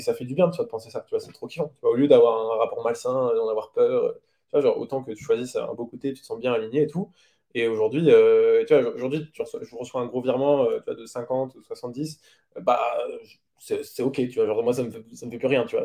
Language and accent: French; France; on est français